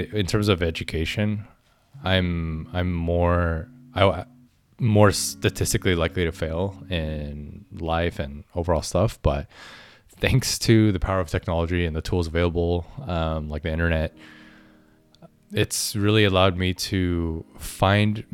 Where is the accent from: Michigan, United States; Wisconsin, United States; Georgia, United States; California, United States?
California, United States; Orange County, Southern; I grew up in Southern California, Orange County